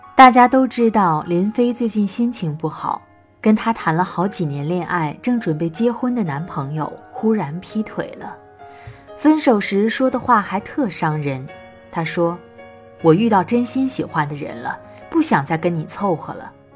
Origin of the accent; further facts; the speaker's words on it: Northeast China, China; moved away as an adult; now in Xinyang, China; 是一位东北人，在河南信阳工作